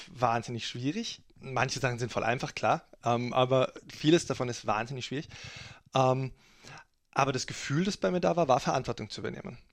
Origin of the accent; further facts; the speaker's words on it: Germany; now in Austria; als Deutscher die deutsche Politik, weil ich jetzt seit langer Zeit in Österreich lebe